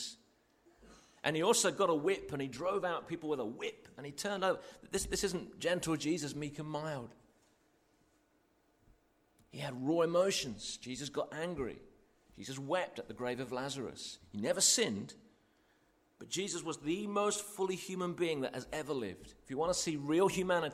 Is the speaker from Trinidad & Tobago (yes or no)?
no; United Kingdom; most of us are here are British